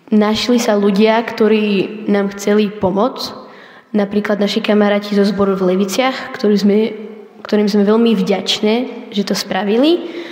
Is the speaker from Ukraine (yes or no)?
yes; Ukraine; Slovak is a second language; now in Slovakia; som hrdá, že som Ukrajinka, že som dcera svojho otca a som hrdá za svoju krajinu